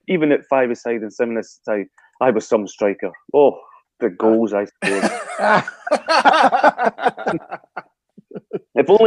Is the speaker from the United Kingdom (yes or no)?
yes; Brechin, Scotland, United Kingdom; in Brechin in my hometown